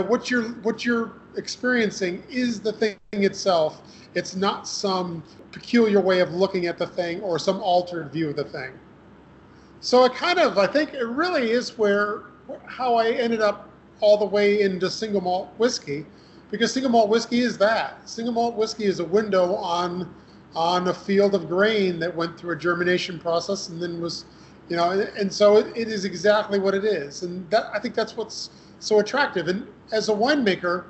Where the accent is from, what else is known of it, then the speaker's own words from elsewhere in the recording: Western New York, United States; a local school where I grew up in Western New York